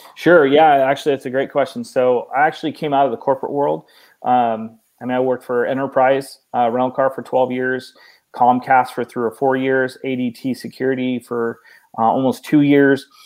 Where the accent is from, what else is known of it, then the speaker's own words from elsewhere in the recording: Oregon, United States; moved away as an adult; now in Texas, United States; I, I, was born and raised in Oregon, 39 years